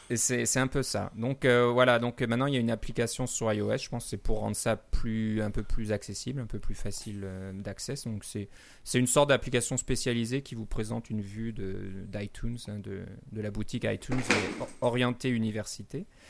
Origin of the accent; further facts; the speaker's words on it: Canada; chez nous au Canada